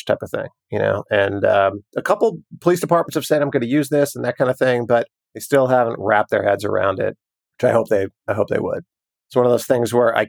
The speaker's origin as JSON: {"language": "English", "region": "New York", "country": "United States", "tie": "born or raised there", "said": "growing up in New York"}